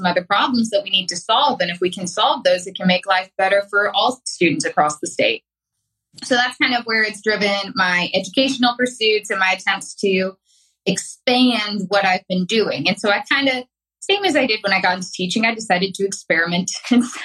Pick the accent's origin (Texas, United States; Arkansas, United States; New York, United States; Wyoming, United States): Arkansas, United States; I'm an Arkansas native. I have lived here my entire life.